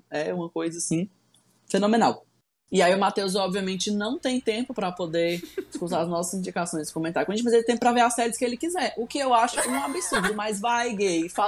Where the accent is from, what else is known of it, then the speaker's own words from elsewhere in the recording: Nova Iguaçu, Rio de Janeiro, Brazil; Eu sou de Nova Iguaçu, sabe?